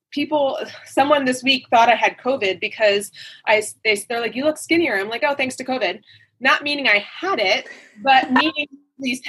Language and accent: English; New Jersey, United States; moved away; I'm from the East Coast and I'm from New Jersey